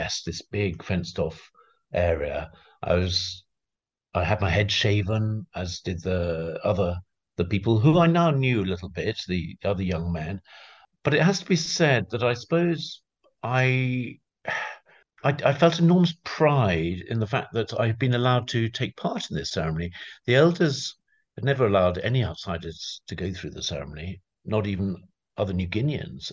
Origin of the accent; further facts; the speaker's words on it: London, United Kingdom; I come from London